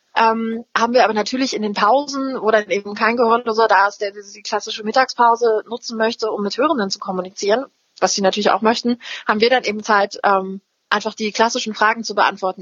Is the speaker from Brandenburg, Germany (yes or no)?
yes; Lübben, Brandenburg, Germany; moved away; ich bin Spreewälderin, ganz ursprünglich